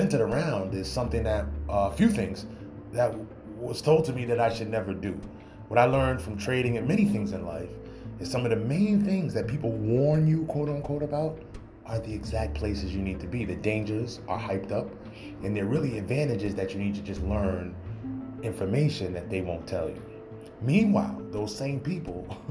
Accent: New York, United States; I'm from New York

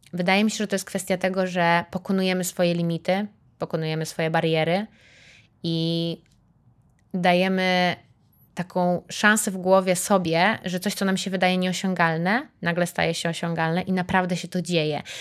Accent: Warsaw, Masovian Voivodeship, Poland; pomimo że jestem z Warszawy, mieszkam w Warszawie

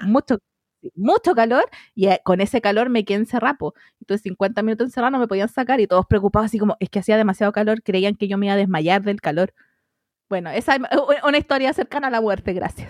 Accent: Melipilla, Santiago Metropolitan Region, Chile; soy de las Melipillas

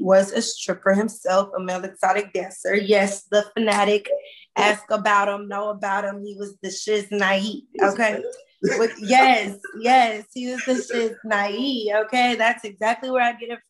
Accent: Compton, California, United States; I'm from Compton, California

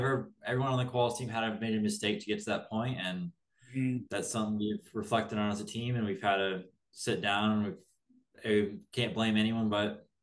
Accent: South Bend, Indiana, United States; I'm from South Bend, Indiana

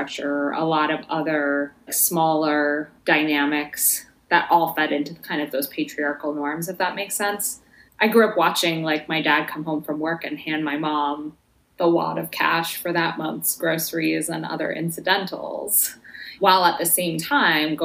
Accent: Chicago, Illinois, United States; born or raised there; moved away; also born or lived in Iowa City, Iowa

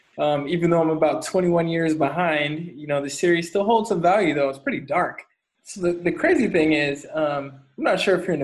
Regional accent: San Diego, California, United States; moved away; Back in my hometown of San Diego

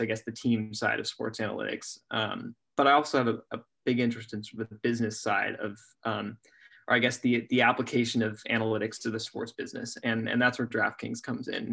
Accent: Oregon, United States; I'm from Oregon

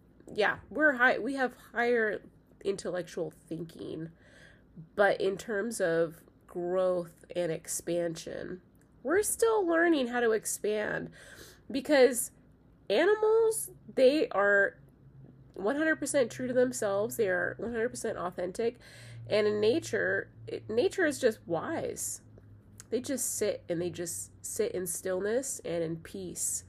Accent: United States; I am from this country. I was born in this country

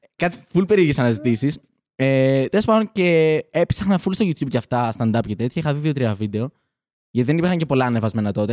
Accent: Athens, Attica, Greece; Μεγάλωσα στην Αθήνα. Ωραία. Γεννήθηκα εδώ πέρα.

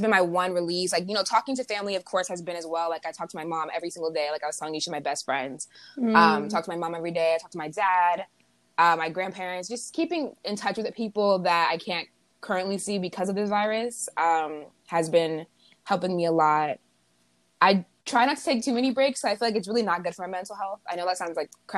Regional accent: United States; being an American

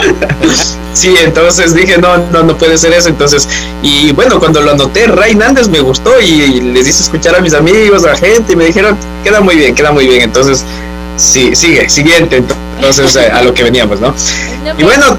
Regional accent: Quito, Pichincha, Ecuador; moved away as an adult; now in Barcelona, Spain; yo soy quiteño

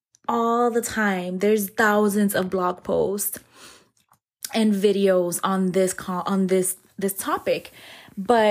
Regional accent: New York City, New York, United States; moved away; We're both originally from New York City

